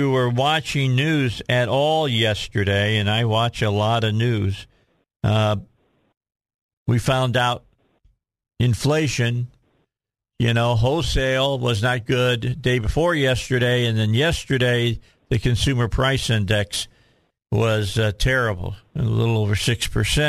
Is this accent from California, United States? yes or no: no; Indiana, United States; now in Little Rock, United States; I'm originally from Indiana